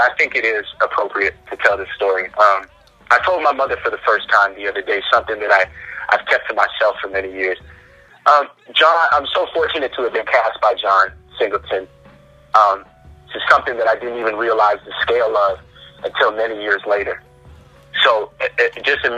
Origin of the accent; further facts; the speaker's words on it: Canada; accent: Canadian; my Canadian accent would crack a bit